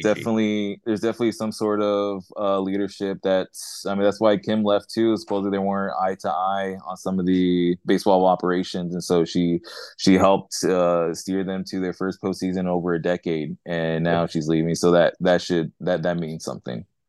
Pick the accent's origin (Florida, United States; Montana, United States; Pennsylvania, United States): Florida, United States; Miami; now in Houston, United States; I'm from Miami, and so the the Marlins, the uh, Florida Marlins, is what I used to know growing up.